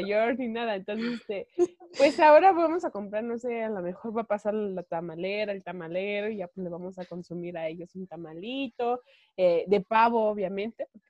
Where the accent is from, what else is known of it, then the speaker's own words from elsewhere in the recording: State of Mexico, Mexico; yo soy del Estado de México